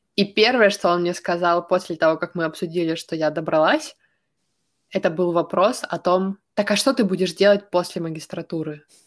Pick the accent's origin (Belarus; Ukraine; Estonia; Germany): Ukraine; moved away; also born or lived in Sweden; я из Украины, из э, довольно большого города